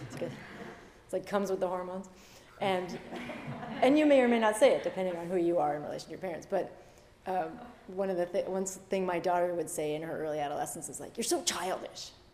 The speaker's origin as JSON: {"language": "English", "region": "Massachusetts", "country": "United States", "tie": "born or raised there", "said": "I grew up in Massachusetts"}